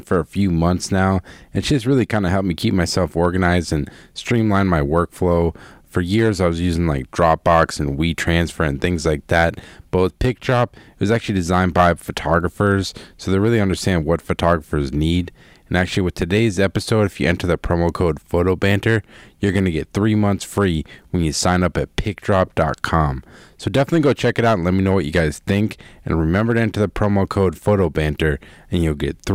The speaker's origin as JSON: {"language": "English", "town": "Boston", "region": "Massachusetts", "country": "United States", "tie": "born or raised there", "said": "my hometown, no less, Boston"}